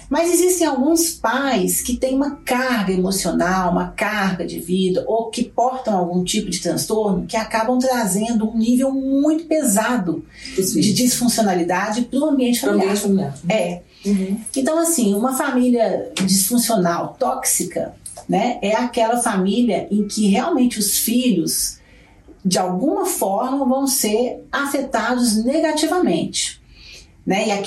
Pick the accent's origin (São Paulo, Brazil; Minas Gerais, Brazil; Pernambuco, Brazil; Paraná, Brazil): Minas Gerais, Brazil; Belo Horizonte; Sou de Belo Horizonte. É sou, eu sou metade, eu sou metade de Belo Horizonte, metade do Rio de Janeiro.